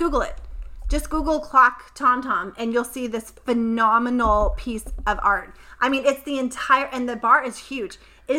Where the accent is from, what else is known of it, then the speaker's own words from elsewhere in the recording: Lexington, Kentucky, United States; moved away; also born or lived in Florida; because I was raised in Lexington, Kentucky